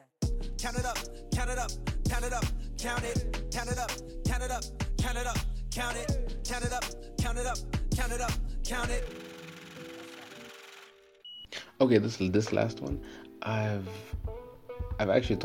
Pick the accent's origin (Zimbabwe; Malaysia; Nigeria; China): Zimbabwe; I'm from Zim